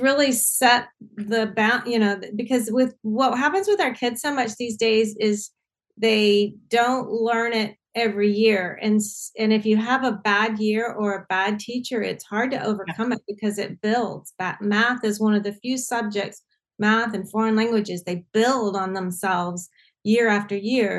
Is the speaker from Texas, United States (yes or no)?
no; Augusta, Georgia, United States; I grew up in Augusta, Georgia